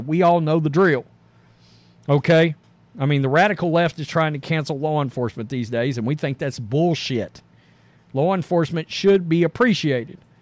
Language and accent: English; the South, United States; we're from the South